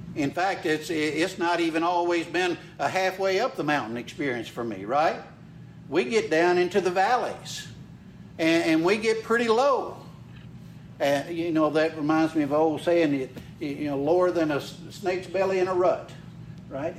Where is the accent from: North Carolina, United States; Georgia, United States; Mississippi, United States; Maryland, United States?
Mississippi, United States; Carthage; I was born and raised in Mississippi. Uh, grew up over in Carthage, uh, right in the middle of the state.